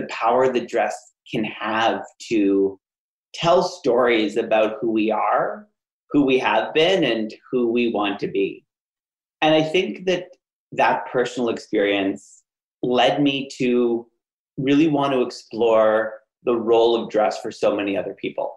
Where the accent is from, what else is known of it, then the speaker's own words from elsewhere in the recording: Ottawa, Ontario, Canada; my hometown in Ottawa, Canada